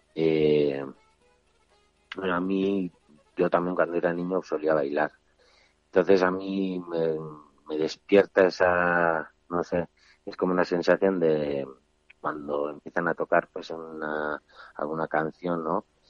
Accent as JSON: {"language": "Spanish", "area": "Azkoitia", "region": "Basque Country", "country": "Spain", "tie": "born or raised there", "said": "aquí en mi pueblo, en Azcoitla"}